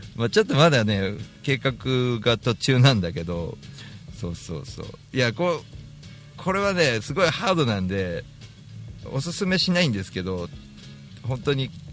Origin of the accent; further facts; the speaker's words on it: Tokyo, Japan; 池上本門寺とかが近い場所が僕らの地元